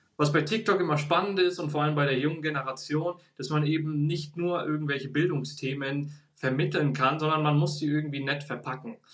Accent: Bavaria, Germany; moved away as an adult; now in Stuttgart, Germany; Ich bin geboren und aufgewachsen in Bayern

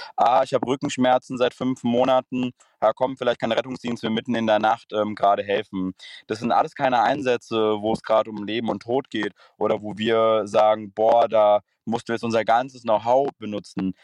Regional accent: Frankfurt area, Hesse, Germany; Ich komme aus dem Raum Frankfurt

